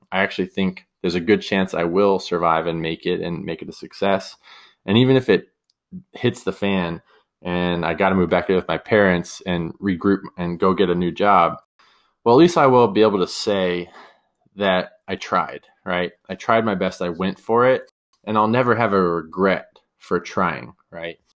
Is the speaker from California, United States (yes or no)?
yes; San Diego, California, United States; also born or lived in San Luis Obispo, California / San Francisco, California; I'm from San Diego, California. Grew up down here, beautiful place to live